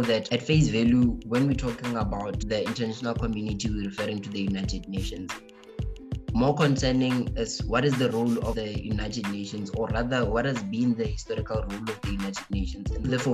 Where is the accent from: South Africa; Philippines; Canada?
South Africa; us as South African people